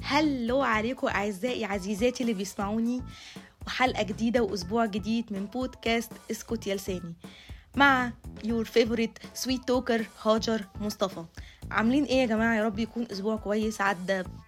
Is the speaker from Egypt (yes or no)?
yes; Egypt; احنا كمجتمع مصري اصيل